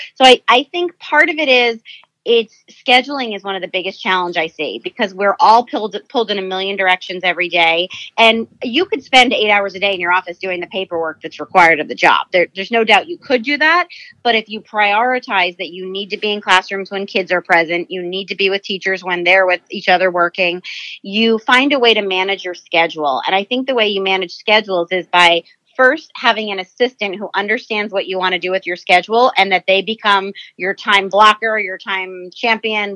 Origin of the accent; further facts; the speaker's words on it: New Jersey, United States; moved away as an adult; also born or lived in Virginia; now in California, United States; I was born and raised in New Jersey